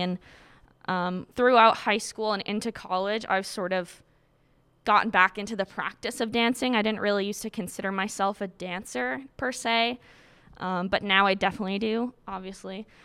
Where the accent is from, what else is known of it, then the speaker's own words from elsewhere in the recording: Quincy, Massachusetts, United States; I'm from Quincy, Massachusetts